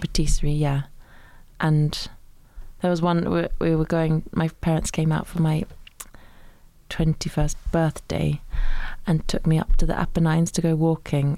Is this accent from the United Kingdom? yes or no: yes; Suffolk, East of England, United Kingdom; I grew up in Suffolk